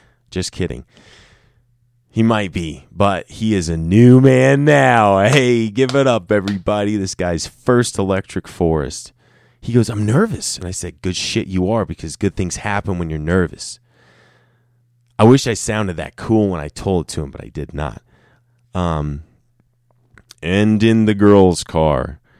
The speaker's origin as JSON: {"language": "English", "region": "Ohio", "country": "United States", "said": "That's right. I'm from Ohio."}